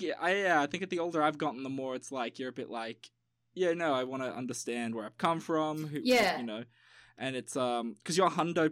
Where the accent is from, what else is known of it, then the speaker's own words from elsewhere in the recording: Australia; I'm Aussie with Chinese heritage, I can be both